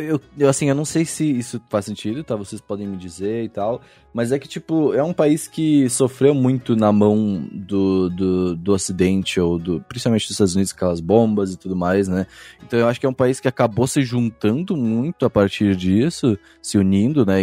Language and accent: Portuguese; Rio Grande do Sul, Brazil; eu sou sulista, eu sou do Rio Grande do Sul